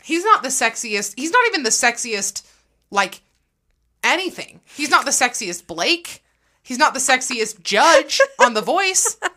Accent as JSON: {"language": "English", "country": "United States", "said": "as an American"}